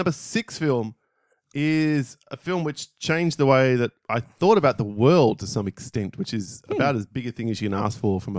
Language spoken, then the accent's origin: English; United Kingdom; As a Brit who's lived in a model village, it was incredible.